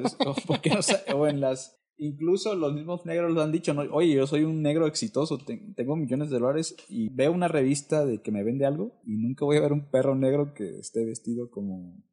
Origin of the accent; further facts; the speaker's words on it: Isthmus of Tehuantepec, Oaxaca, Mexico; moved away; yo soy de Oaxaca, pero en los 80